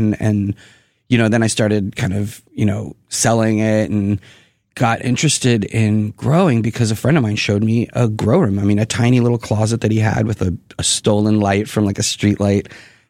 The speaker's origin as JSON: {"language": "English", "town": "Boston", "region": "Massachusetts", "country": "United States", "tie": "born or raised there", "also_born_or_lived": "Houston / Virginia", "moved": "as an adult", "said": "And then we moved to Boston. And so I grew up... I tell people I'm from Boston, basically, because"}